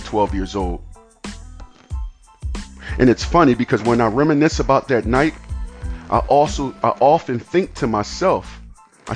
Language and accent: English; United States; I'm an American kid whose life was influenced by mind-altering circumstances like murder, abuse, addiction, and homelessness